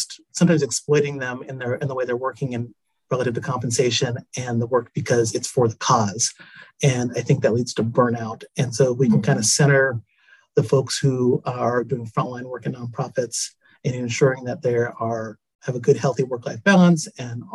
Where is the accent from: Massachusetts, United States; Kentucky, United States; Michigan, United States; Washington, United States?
Washington, United States; Tacoma; I was born in Tacoma, Washington. I'm a Washington native